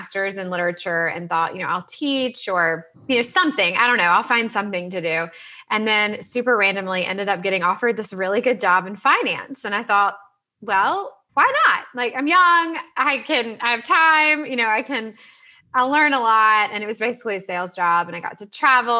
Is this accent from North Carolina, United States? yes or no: yes; Salisbury, North Carolina, United States; I grew up in Salisbury, North Carolina. I'm sort of a North Carolina girl, born and bred